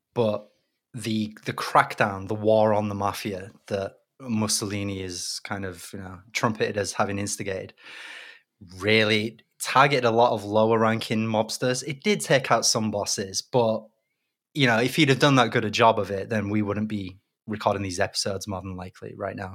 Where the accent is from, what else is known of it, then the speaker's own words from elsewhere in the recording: Leeds, Yorkshire and the Humber, United Kingdom; moved away; I'm from Leeds originally